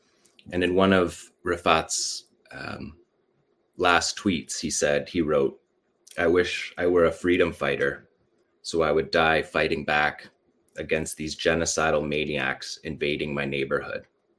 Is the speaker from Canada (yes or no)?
no; Shujaiya, Gaza Strip, Palestine; we grew up with this pride because we are from Shujaiya.